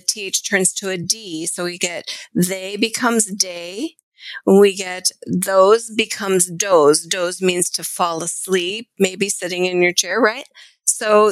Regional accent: United States; accent: American English; as an American English speaker

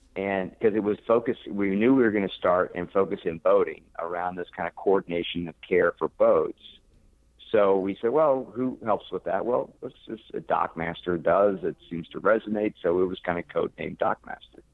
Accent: Pauls Valley, Oklahoma, United States; moved away as an adult; also born or lived in Norman, Oklahoma / Texas / New York / Washington D.C.; now in Florida, United States; I grew up in the in the Midwest, uh, okay. Uh, small town in, in Oklahoma, uh, in the United States, called Paul's Valley, uh, Oklahoma

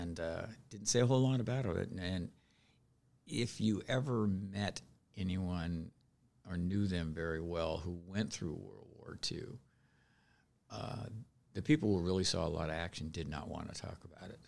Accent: Seattle, Washington, United States; moved away; also born or lived in Elizabeth, New Jersey; I was raised in Seattle, right in, uh, within the city limits of Seattle, in the north end of Seattle.

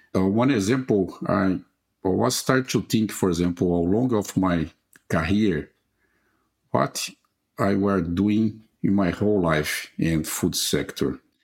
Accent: Brazil; I was born in Brazil and I graduated in veterinary medicine

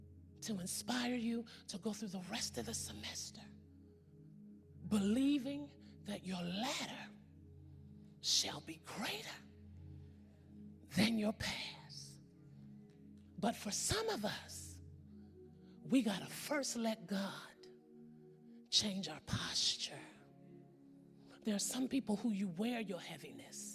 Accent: California, United States; I'm from California.

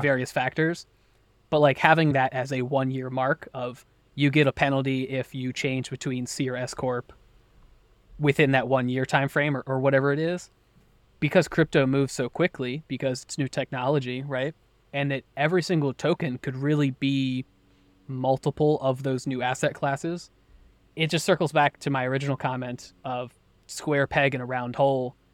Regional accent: United States; I was born and raised in the U S.

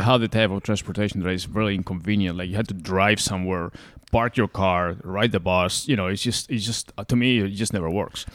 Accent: Spain; now in United States; I'm originally from there and I grew up in Spain

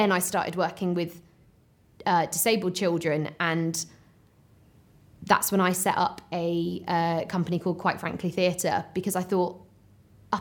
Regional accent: Herefordshire, West Midlands, United Kingdom; moved away; I'm from the Welsh border, Herefordshire

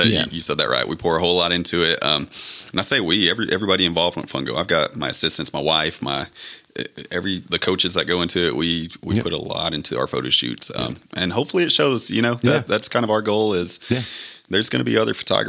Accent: Levelland, Texas, United States; also born or lived in Lubbock, Texas / Frenship, Texas; I grew up in Lubbock. I was born in Leveland. Lived in Leveland until junior high.

